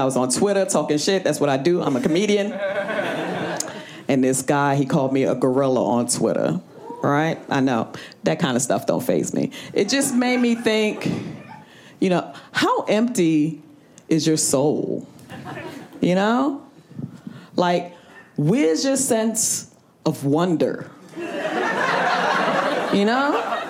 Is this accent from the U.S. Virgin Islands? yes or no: yes; U.S. Virgin Islands; now in New York City, United States; I'm from the Virgin Islands, currently living in New York City.